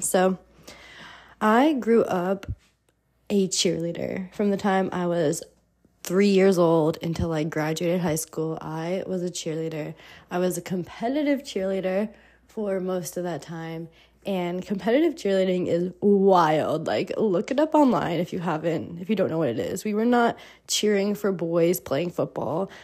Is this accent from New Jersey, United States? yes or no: yes; New Jersey, United States; moved away as an adult; also born or lived in Miami / Mexico; I grew up in the United States, in New Jersey, in the suburbs